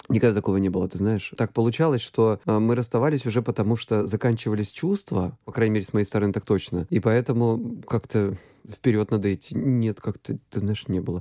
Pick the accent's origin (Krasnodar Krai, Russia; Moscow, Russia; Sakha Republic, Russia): Krasnodar Krai, Russia; я с Кубани